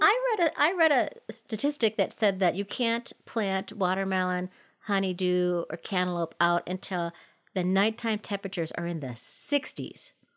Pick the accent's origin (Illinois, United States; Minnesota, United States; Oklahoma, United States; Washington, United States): Minnesota, United States; now in Colorado, United States; growing up in Minnesota, my mom had a little orange tree